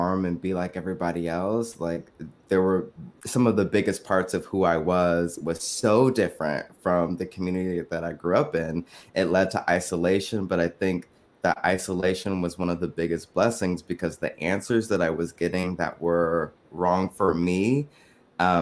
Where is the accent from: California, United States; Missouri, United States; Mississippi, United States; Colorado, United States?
California, United States; San Francisco Bay Area; also born or lived in New York; I am from the San Francisco Bay Area. That is also where I currently live. Grew up, born and raised